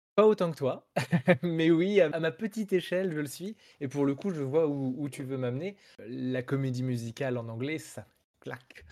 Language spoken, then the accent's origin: French; France; first language French; je suis un Français qui chante en anglais du rock